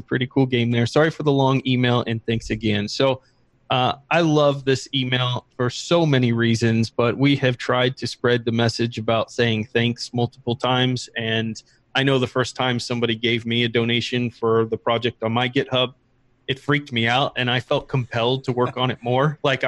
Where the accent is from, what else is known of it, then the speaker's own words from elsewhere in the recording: Iran; English is a second language; Since I'm from Iran, I had problems joining some groups in Telegram.